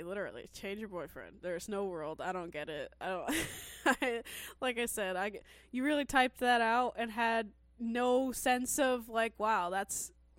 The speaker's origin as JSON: {"language": "English", "region": "Scotland", "country": "United Kingdom", "tie": "born or raised there", "also_born_or_lived": "Glasgow", "said": "I was born in Moray, and I lived there until I was 7. Then I got taken into care and was there until I was 17. I left in June 2021, and I'm back in Moray."}